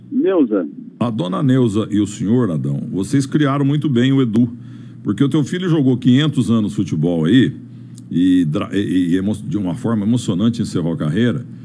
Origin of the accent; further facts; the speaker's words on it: Dracena, São Paulo, Brazil; Dracena, eu sou nascido e criado em Dracena mesmo. Faço 70 anos amanhã.